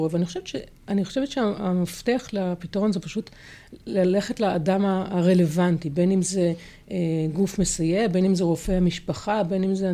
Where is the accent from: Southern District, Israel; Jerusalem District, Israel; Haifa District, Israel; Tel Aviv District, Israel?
Haifa District, Israel; Haifa; אני גדלתי בחיפה וגדלתי על העצים רוב הזמן.